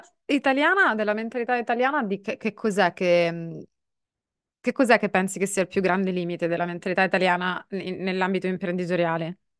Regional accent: Sicily, Italy; io vengo dalla Sicilia

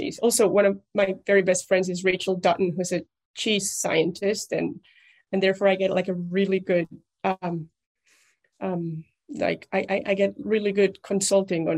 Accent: Mexico; English is a second language; moved away as an adult; also born or lived in Germany / Munich; now in United States; I'm Mexican

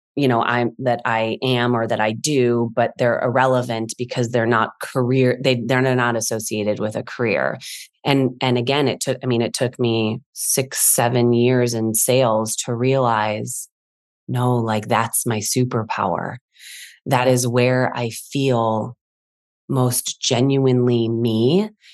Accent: Chicago, Illinois, United States; I'm from Chicago originally.

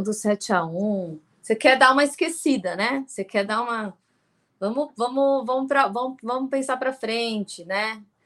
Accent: Brazil; a gente é brasileira

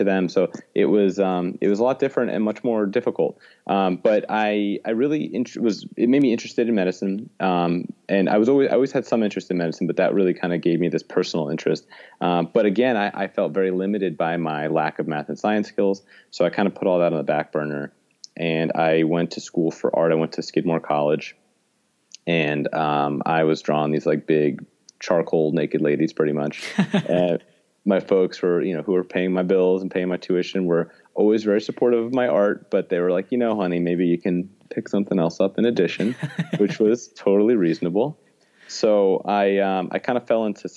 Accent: New York City, New York, United States; I'm born and raised in New York City

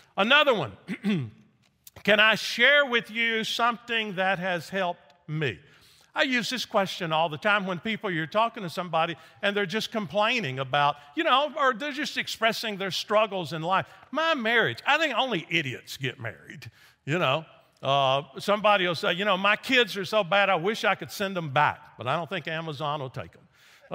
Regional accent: Nashville, Tennessee, United States; moved away as an adult; also born or lived in Memphis, Tennessee; I grew up in Nashville, Tennessee, joined a church, got baptized

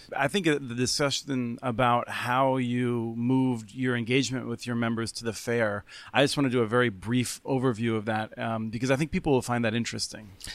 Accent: Pennsylvania, United States; my home state of Pennsylvania

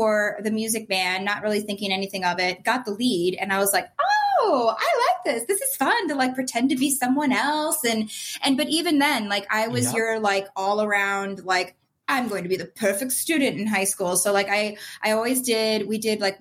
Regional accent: Chicago, Illinois, United States; I grew up in Chicago

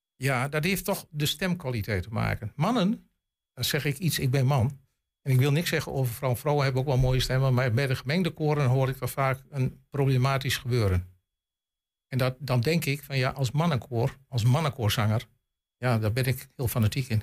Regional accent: Glanerbrug, Overijssel, Netherlands; moved away as an adult; also born or lived in Rijssen; now in Gronau, Germany; ik ben Gladenbrugge geboren en getogen in Glanenbrugge

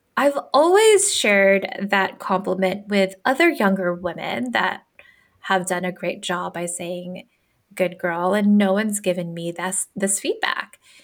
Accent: Philippines; moved away; I'm a first generation immigrant. I'm Filipino and I grew up differently, right, from everyone else.

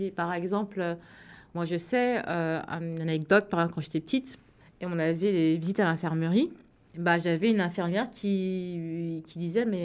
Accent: France; Je me disais bah ouais, je suis française, mais seulement quand j'étais à l'extérieur du pays.

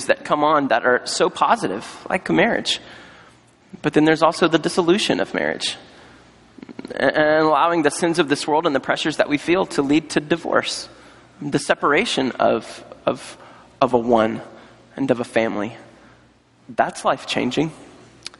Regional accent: North Carolina, United States; I was on staff at a church in North Carolina, my home state

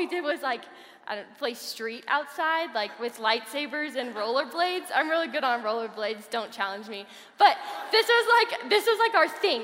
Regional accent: Colorado Springs, Colorado, United States; also born or lived in Kansas; I grew up in Colorado Springs

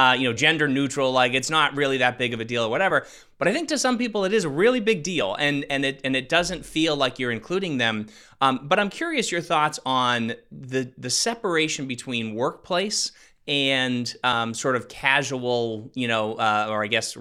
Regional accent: Northeast United States, United States; I'm from the Northeast, so in Northeast United States

